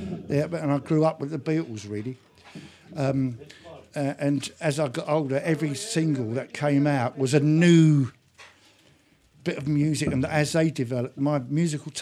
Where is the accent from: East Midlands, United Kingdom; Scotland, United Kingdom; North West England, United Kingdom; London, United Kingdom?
London, United Kingdom; also born or lived in Ireland; I grew up in London and in Ireland as a kid